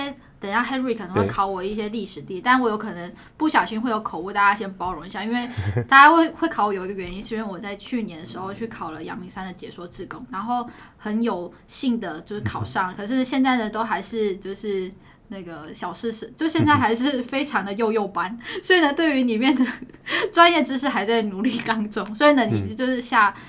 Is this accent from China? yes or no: no; Taipei, Taiwan; 其实我的老家在这上面